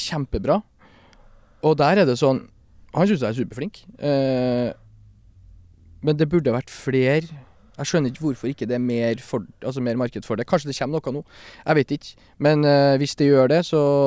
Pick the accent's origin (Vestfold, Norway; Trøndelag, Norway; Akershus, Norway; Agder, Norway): Trøndelag, Norway; Stjørdal; now in Oslo, Norway; en uh, albaner fra Stjørdal